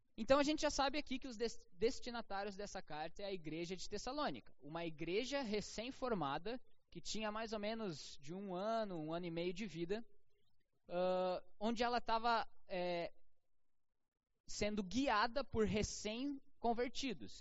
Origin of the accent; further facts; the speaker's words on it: Novo Hamburgo, Rio Grande do Sul, Brazil; nós como brasileiros, novamburguenses, que moramos, é, é, que vivemos em 2021